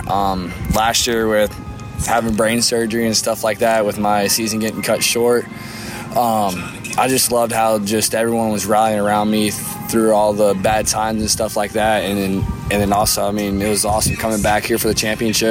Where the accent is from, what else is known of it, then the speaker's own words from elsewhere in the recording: Sarasota, Florida, United States; I'm from South Florida, Sarasota area